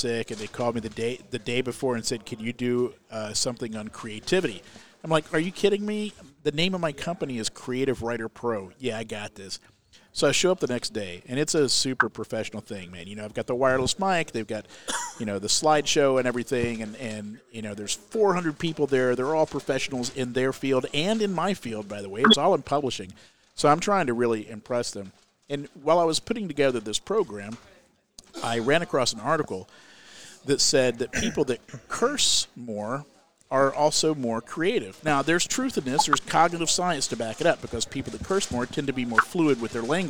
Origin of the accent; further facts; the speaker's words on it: Central Florida, United States; moved away; also born or lived in Alabama; I grew up in Central Florida